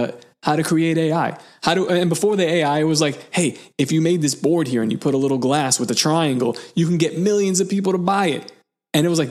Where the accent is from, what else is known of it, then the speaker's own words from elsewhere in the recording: New York City, New York, United States; the house that I was born in Seagate, this house has been passed down in my family